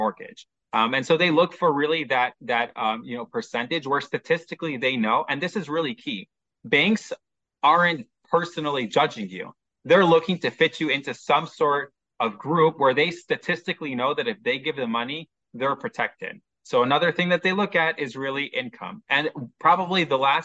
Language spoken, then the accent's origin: English; Chicago, Illinois, United States; now in Haifa, Israel; Originally, you can probably tell from my accent, I'm from Chicago. Now I live in Israel, specifically located in Haifa